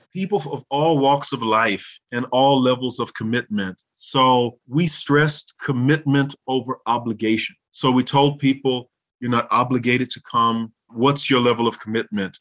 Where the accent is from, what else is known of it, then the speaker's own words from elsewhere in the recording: Louisiana, United States; moved away as an adult; also born or lived in Minnesota; now in St. Gallen, Switzerland; I grew up not only in Louisiana, but in Minnesota.